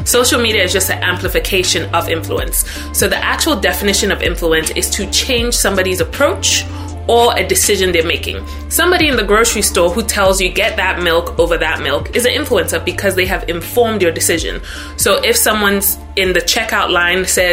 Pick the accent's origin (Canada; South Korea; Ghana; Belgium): Ghana; moved away as an adult; now in United States; I'm originally from Ghana. So born and raised in Ghana, moved to the US when I was 18, so about 13 years ago